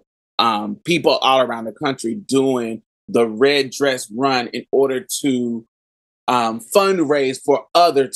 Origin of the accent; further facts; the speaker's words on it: Houston, Texas, United States; I'm from Houston.